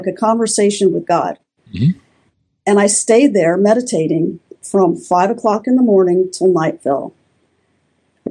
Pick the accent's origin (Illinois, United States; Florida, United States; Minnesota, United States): Florida, United States; moved away as an adult; now in Tennessee, United States; I grew up in Florida my whole life